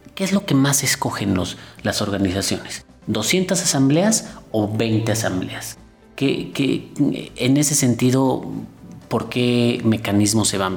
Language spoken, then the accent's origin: Spanish; Mexico; Nuestros partidos son, son estables